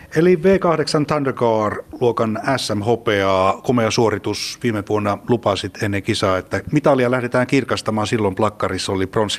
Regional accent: Central Finland, Finland; me keskisuomalaisina

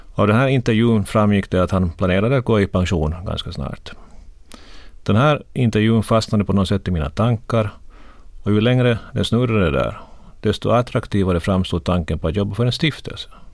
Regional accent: Korpo, Southwest Finland, Finland; moved away as an adult; also born or lived in Turku, Finland / Helsinki, Finland; jag växte upp i Korpo

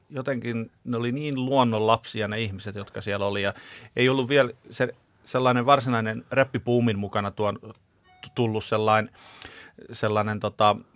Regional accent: Kouvola, Kymenlaakso, Finland; kun Kouvolasta ollaan kotoisin, niin kauheasti puhutaan, että se on tylsä paikka ja masentava

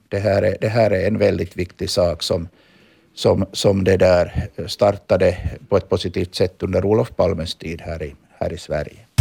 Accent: Finland; now in Stockholm, Sweden; som vi finländare är vana att, att vara

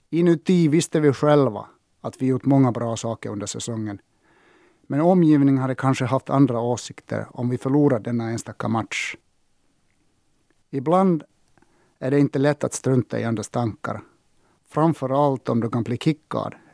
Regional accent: Sotkamo, Kainuu, Finland; born there; Jag föddes 1960 i Sotkamo. Farfar hade enda mataffären i byn en gång i tiden.

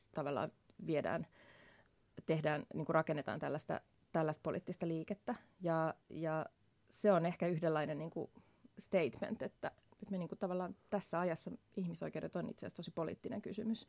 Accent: Vantaa, Uusimaa, Finland; mä oon syntynyt Vantaalla

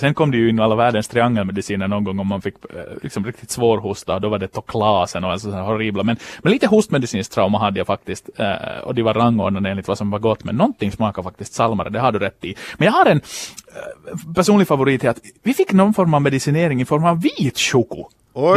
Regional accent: Finland; en finlandssvensk sportjournalist från kusten

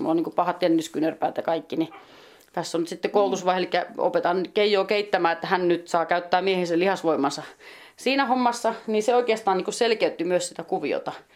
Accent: west coast, Finland; moved away as an adult; also born or lived in Hollola; now in Juuka, Finland; Ja länsirannikolta mä oon niin kotosi.

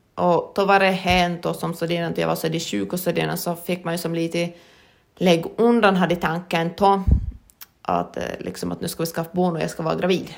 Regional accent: Lappfors, Ostrobothnia, Finland; jag är född i Lafosby

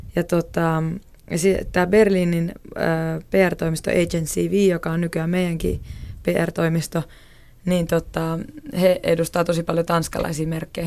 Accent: Oulu, North Ostrobothnia, Finland; mä oon itse siis Oulusta kotoisin

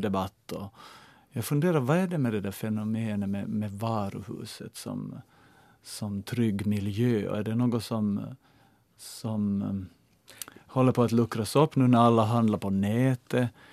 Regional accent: Ostrobothnia, Finland; moved away as an adult; now in Helsinki, Finland; när jag flyttade hit som 18-åring 83 och hade hemlängtan till Österbotten

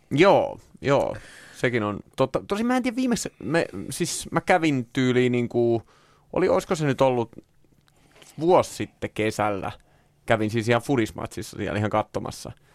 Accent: Orimattila, Päijät-Häme, Finland; orimattilas, josta olen kotoisin

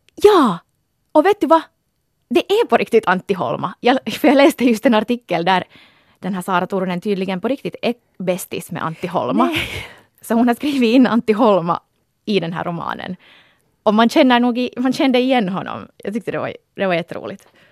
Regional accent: Porvoo, Uusimaa, Finland; moved away; vi är ju båda från Borgå

